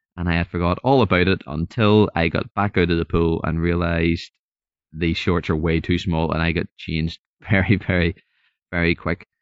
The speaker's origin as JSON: {"language": "English", "region": "Northern Ireland", "country": "United Kingdom", "said": "I'm from Northern Ireland, so hopefully you can understand the accent"}